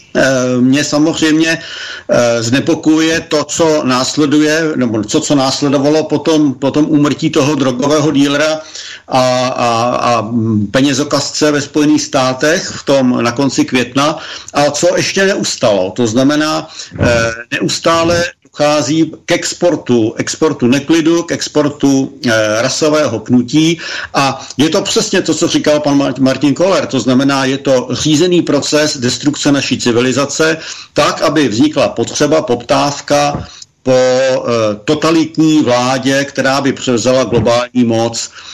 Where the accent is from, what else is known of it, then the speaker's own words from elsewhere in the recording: Czechia; my jako Češi